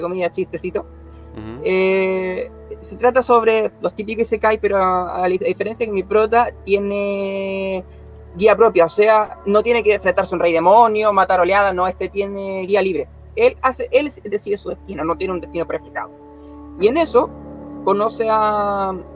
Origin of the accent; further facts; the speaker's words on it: Concepción, Biobío, Chile; soy de Chile, Concepción